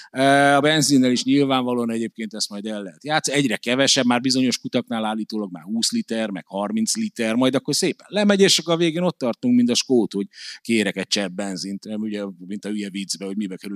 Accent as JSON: {"language": "Hungarian", "country": "Hungary", "said": "rögtön lerít rólam, hogy magyar vagyok"}